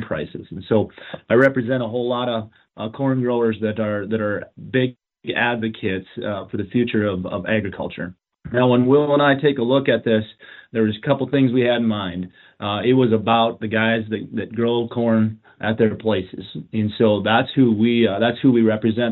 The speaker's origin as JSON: {"language": "English", "town": "Madison", "region": "South Dakota", "country": "United States", "said": "I come from Madison"}